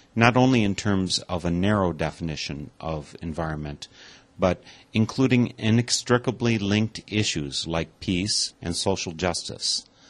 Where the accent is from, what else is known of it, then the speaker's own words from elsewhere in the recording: Eau Claire, Wisconsin, United States; my hometown, Eau Claire, actually Altoona, which is a neighboring community